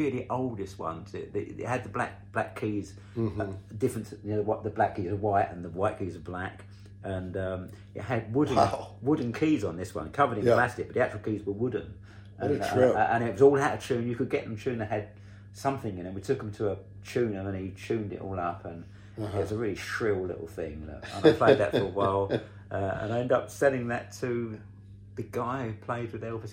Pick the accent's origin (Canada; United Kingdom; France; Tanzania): United Kingdom; Canvey Island, East of England; I grew up on Canvey Island